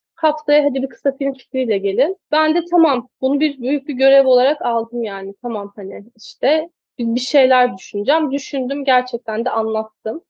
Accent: Kastamonu, Turkey; Ben Kastamonu'da doğdum, büyüdüm.

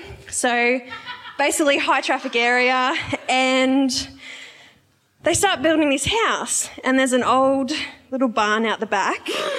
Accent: Yarra Valley, Victoria, Australia; The Yarra Valley.

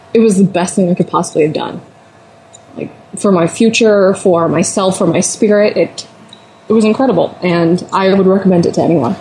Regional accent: Iowa, United States; I'm from Iowa

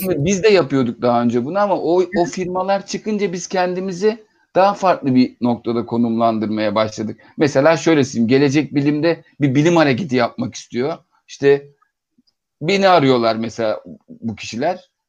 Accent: Istanbul, Turkey; İstanbulluyuz aslında üç kuşaktır ama nereden bir yerden eğinden biri gelmiş.

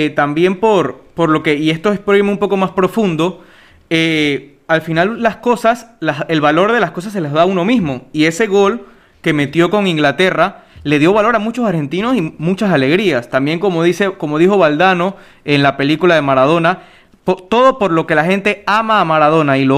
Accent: Panama; la mayoría de los que nos escuchan, obviamente por ser panameños, somos panameños

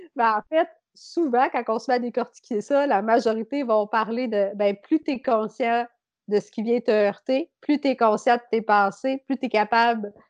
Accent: Beauce, Quebec, Canada; also born or lived in Saint-Georges; je viens de la Beauce

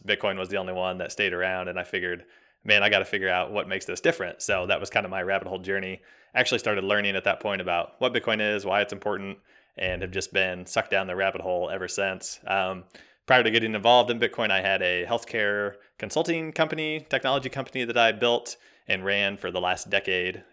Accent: Kansas City, United States; I'm born and raised in Kansas City, right in the middle, smack dab middle of America. Uh, grew up here, went to college here, been here kind of my whole life

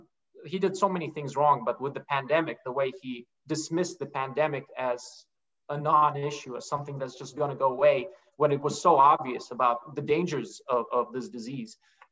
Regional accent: Niskayuna, New York, United States; yeah, and we can talk about growing up in Niskayuna, because I think it's such an interesting place to grow up

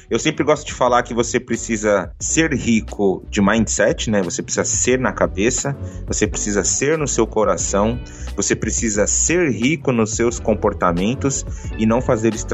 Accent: Bahia, Brazil; now in Japan; É porque eu sou baiano, sabe, Oxente? Então, nasci na Bahia

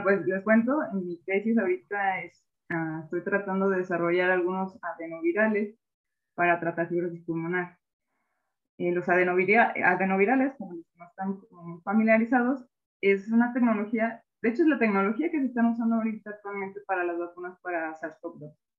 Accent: Mexico; como mexicanos al enfrentarnos con esas limitaciones

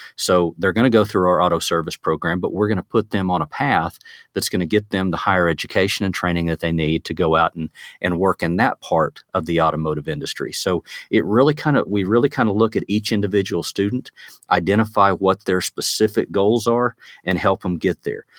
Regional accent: Woodward, Oklahoma, United States; Woodward, Oklahoma, which is my hometown out in the northwest part of the state

